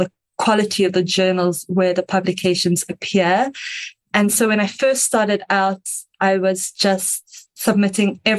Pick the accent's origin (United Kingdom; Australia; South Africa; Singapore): South Africa; I am South African, if you can hear the slightly strange accent.